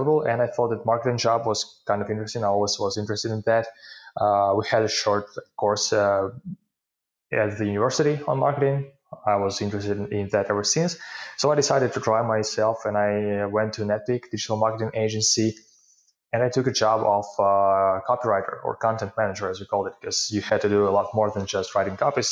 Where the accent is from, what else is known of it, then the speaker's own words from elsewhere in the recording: Ukraine; English is a second language; I'm from Ukraine and live here.